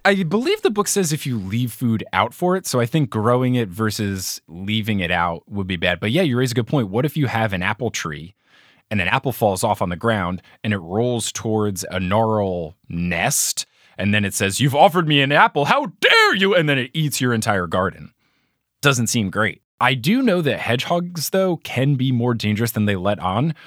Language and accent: English; New Jersey, United States; I grew up in New Jersey